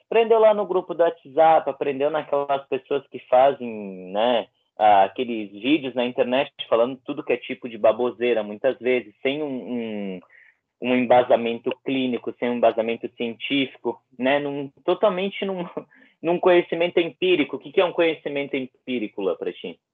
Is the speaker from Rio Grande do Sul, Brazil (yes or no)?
yes; Bento Gonçalves, Rio Grande do Sul, Brazil; trabalhei na vacinação aqui na, na, minha cidade, Bento Gonçalves